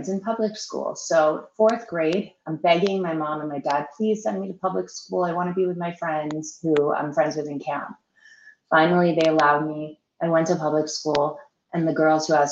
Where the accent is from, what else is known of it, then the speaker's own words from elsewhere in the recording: Melville, New York, United States; moved away as an adult; now in Florida, United States; born and raised on Long Island in the Mineola Hospital. I lived in Melville, Long Island, New York, until I moved to Florida, which was 6.5 years ago